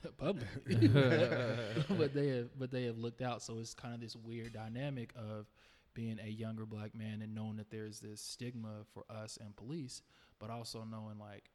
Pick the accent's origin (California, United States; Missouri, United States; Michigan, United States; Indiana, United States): Indiana, United States; Indianapolis; I've grown up in Indy. I grew up on the North Side, went to North Central